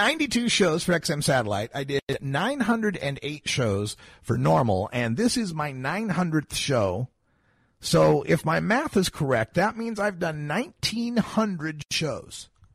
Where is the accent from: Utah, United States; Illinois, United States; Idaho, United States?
Idaho, United States; moved away; I'm originally from Idaho